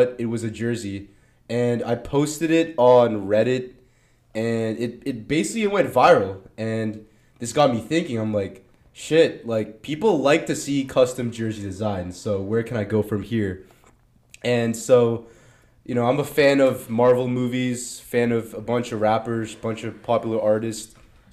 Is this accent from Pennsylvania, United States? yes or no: no; Seattle, Washington, United States; born or raised there; also born or lived in San Francisco, California